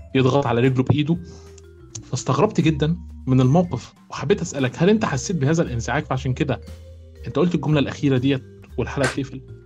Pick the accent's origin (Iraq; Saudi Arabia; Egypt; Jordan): Egypt; النقابه عندنا في مصر